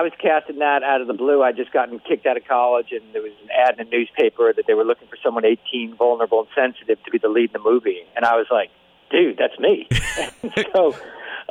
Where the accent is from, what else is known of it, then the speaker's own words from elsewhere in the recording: New Jersey, United States; I come from Jersey